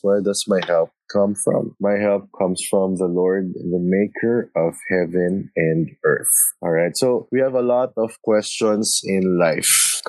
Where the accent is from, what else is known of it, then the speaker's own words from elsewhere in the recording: Manila, Metro Manila, Philippines; We are from Manila, Philippines.